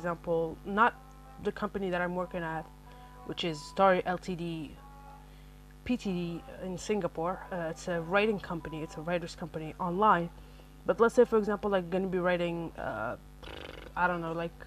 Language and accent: English; Algeria; first language Arabic; English is a second language; I am an Algerian in base, my first language is actually Arabic